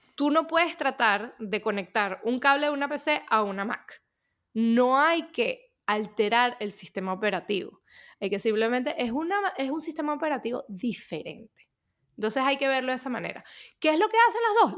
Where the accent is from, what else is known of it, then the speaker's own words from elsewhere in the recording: Venezuela; moved away as an adult; also born or lived in United States; yo soy de Venezuela, pasé mi infancia en Venezuela